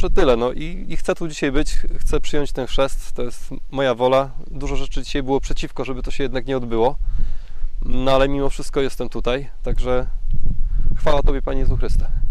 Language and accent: Polish; a small village near Głubczyce, Opole Voivodeship, Poland; now in Opole, Poland; Wychowałem się w malutkiej wiosce pod Głupczycami